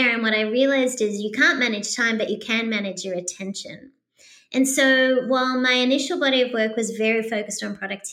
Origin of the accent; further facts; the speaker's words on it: Australia; moved away as an adult; also born or lived in Sydney, Australia; now in United States; being an Australian